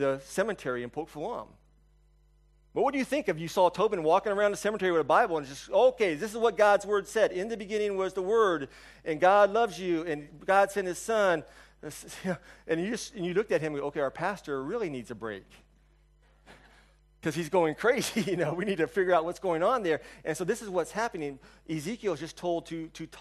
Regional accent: United States; also born or lived in China; I'm an American.

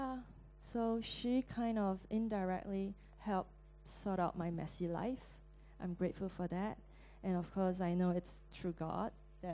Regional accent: Singapore; moved away; I'm from Singapore

